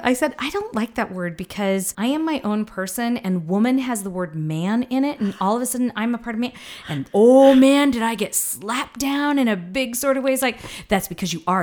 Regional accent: the Ozarks, Missouri, United States; I grew up in the South, in Missouri, in the Ozarks

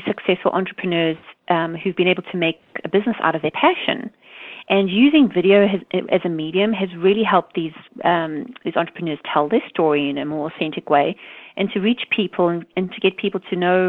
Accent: South Africa; now in United States; Growing up in South Africa

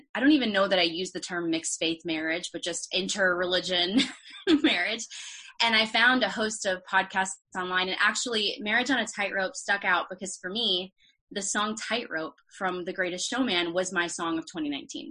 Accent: Peachtree City, Georgia, United States; moved away as an adult; also born or lived in Boston; now in Nashville, United States; I grew up in Peachtree City, Georgia, which is a suburb

